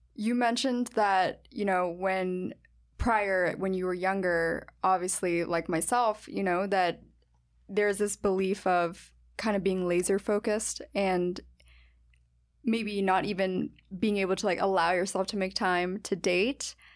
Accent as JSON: {"language": "English", "country": "United States", "tie": "born or raised there", "said": "my hometown"}